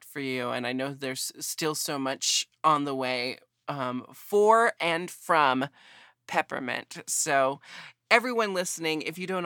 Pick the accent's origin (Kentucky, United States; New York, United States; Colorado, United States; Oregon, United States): Oregon, United States; Portland; moved away as an adult; also born or lived in Brooklyn; I was born and raised in Portland, and now I live here again after like 14 years away